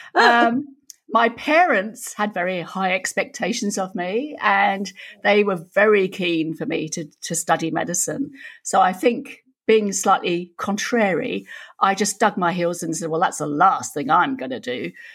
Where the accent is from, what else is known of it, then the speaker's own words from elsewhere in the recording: York, Yorkshire and the Humber, United Kingdom; now in Australia; I was born in York, some of Yorkshire, Lass